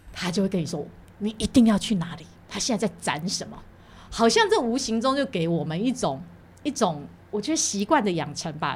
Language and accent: Chinese; Taiwan; 我小时候在台湾学跳舞的时候，我们那个年代当然学的就是两种嘛，小时候在舞蹈社叫民族舞